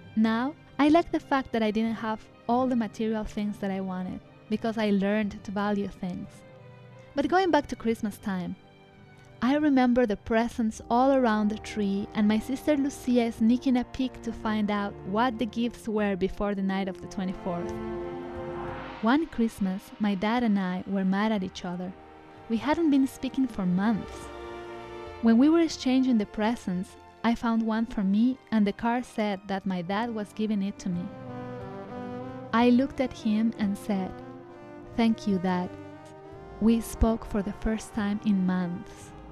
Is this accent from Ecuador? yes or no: yes; Ecuador; moved away; Ecuador, where I grew up, is a Catholic country